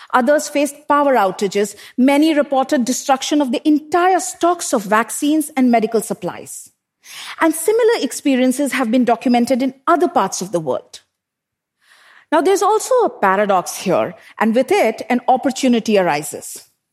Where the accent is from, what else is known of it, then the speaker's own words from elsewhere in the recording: Bokaro Steel City, Jharkhand, India; I grew up in Bokaro Steel City in eastern India, an industrial township surrounded by power plants and steel smelters